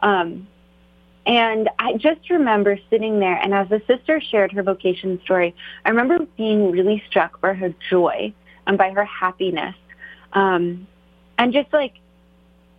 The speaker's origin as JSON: {"language": "English", "region": "Maryland", "country": "United States", "tie": "born or raised there", "lives_now": "Alexandria, United States", "said": "I grew up in Maryland, in kind of the central rural part of Maryland"}